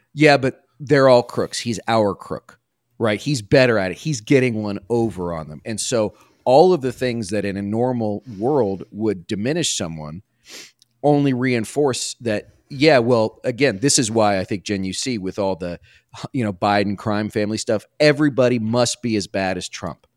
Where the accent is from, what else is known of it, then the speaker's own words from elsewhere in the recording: Washington, District of Columbia, United States; when I was a kid growing up on Capitol Hill, right, my dad worked at, on the Hill